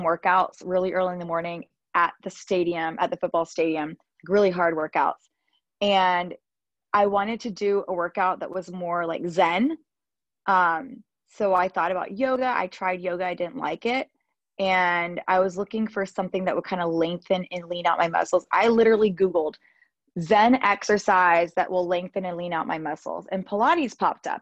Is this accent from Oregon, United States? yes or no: no; Georgia, United States; moved away as an adult; also born or lived in Los Angeles / Spain; now in Miami, United States; I'm from Georgia, born and raised in Georgia